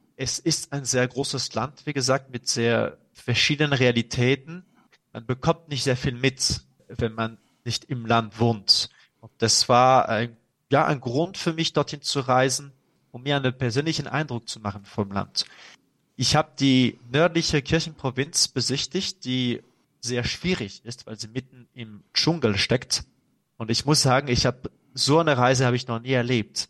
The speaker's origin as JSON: {"language": "German", "country": "France", "second_language": "German", "said": "als Franzose"}